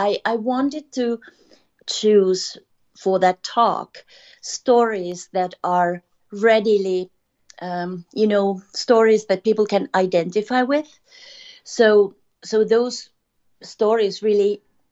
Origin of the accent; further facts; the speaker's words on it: Finland; moved away; this is a story of a little Finnish girl. I'm from Finland.